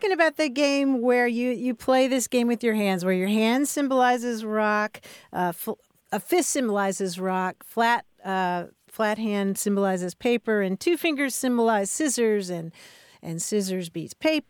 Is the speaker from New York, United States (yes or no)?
no; Kentucky, United States; I grew up in Kentucky